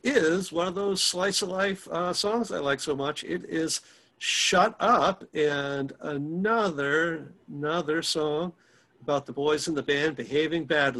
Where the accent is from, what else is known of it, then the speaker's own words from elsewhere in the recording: London, United Kingdom; what it's like living in London, growing up in London and things like that.